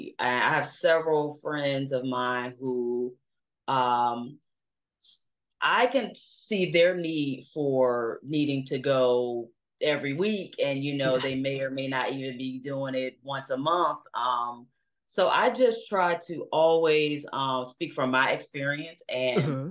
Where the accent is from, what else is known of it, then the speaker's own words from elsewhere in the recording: Norfolk, Virginia, United States; moved away as an adult; now in Atlanta, United States; I was raised in Norfolk, Virginia